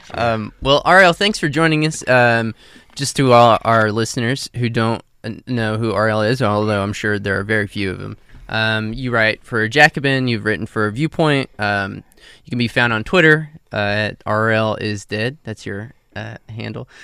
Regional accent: New Mexico, United States; moved away; also born or lived in Texas; I'm originally from the West. I'm from New Mexico

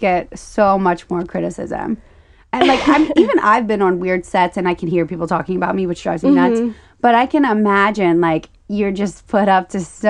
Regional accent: Louisiana, United States; I grew up in Louisiana.

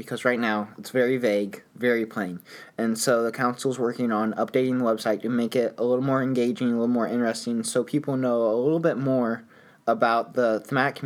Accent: Greenwood, Indiana, United States; moved away as an adult; now in Bloomington, United States; I'm from Indiana. I'm from Greenwood, Indiana. So Indianapolis

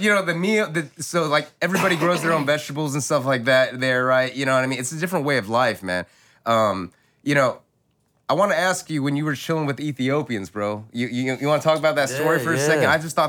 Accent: United States; I'm Chinese American

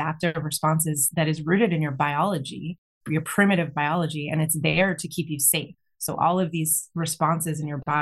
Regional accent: Massachusetts, United States; now in West Coast, United States; I was born in Massachusetts

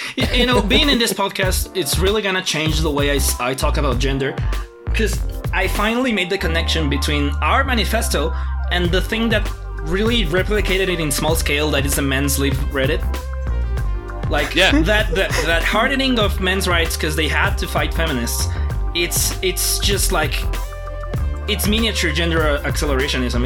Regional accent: Mexico City, Mexico; we're from Mexico City where things are weird

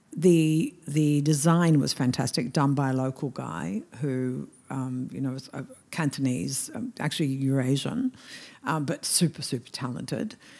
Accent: Melbourne, Victoria, Australia; moved away as an adult; also born or lived in Hong Kong / Shanghai; I come from Melbourne

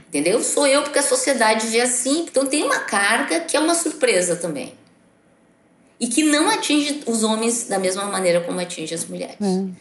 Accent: Brazil; eu sou filha da escola pública brasileira

